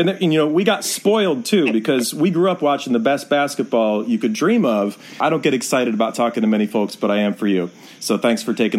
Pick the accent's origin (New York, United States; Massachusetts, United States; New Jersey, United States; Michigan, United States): Michigan, United States; Detroit; when I was a kid growing up in Detroit